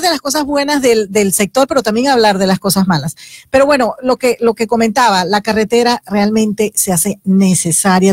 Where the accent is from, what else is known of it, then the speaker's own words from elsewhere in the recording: Horconcitos, Chiriquí, Panama; moved away; yo nací en Horconcitos, teníamos que salir del pueblo porque no había opciones